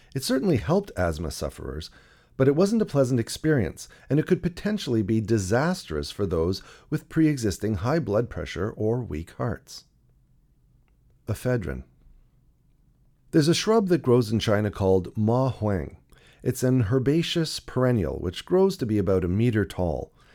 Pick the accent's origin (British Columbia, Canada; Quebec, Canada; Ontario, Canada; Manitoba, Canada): Ontario, Canada; Toronto; In the nineteen seventies and eighties, I grew up in Toronto, the younger of two boys.